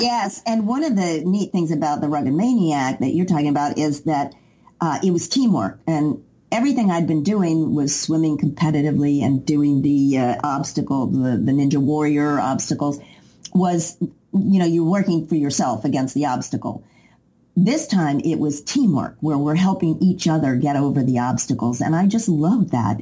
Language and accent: English; Knoxville, Tennessee, United States; moved away as an adult; also born or lived in New York